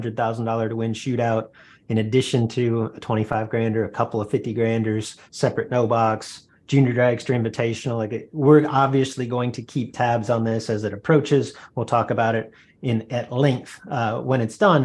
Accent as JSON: {"language": "English", "region": "Texas", "country": "United States", "tie": "born or raised there", "said": "the little track I grew up at in Texas"}